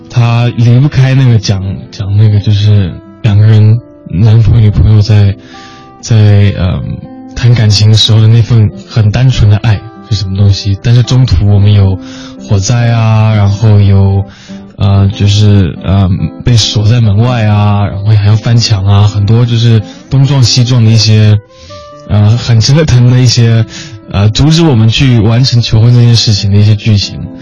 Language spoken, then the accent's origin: Chinese; Taiwan; 我是出，呃，在台湾长大